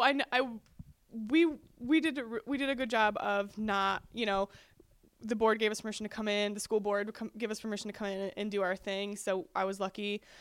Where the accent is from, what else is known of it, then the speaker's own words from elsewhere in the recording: North Georgia, United States; we come from North Georgia